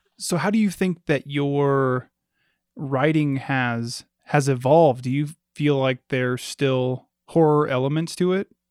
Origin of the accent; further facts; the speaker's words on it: Alaska, United States; growing up in Alaska